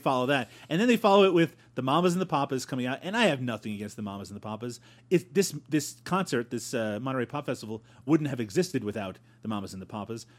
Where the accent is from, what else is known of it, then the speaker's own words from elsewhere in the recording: Newfoundland and Labrador, Canada; also born or lived in Ontario; now in Peterborough, Canada; I grew up in Newfoundland